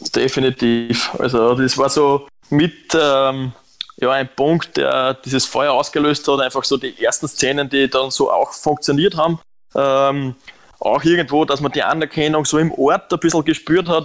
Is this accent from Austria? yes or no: yes; Lower Austria, Austria; moved away as an adult; also born or lived in Romania; now in Germany; ich bin in Niederösterreich am Land aufgewachsen